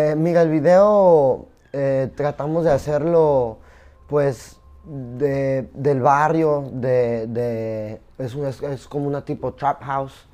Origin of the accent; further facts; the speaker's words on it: Zapopan, Jalisco, Mexico; also born or lived in Culiacán, Sinaloa / New York; yo nací en Zapopan. Y, y, crecí allá en Culich también.